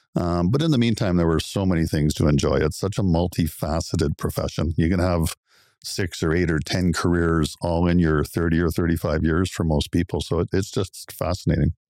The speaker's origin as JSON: {"language": "English", "town": "Oakville", "region": "Ontario", "country": "Canada", "tie": "born or raised there", "also_born_or_lived": "Guelph / Belleville / Kingston", "said": "I grew up in Oakville. It's my hometown."}